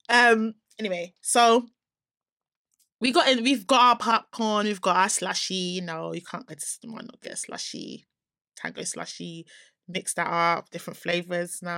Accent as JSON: {"language": "English", "country": "Nigeria", "said": "I'm a Nigerian"}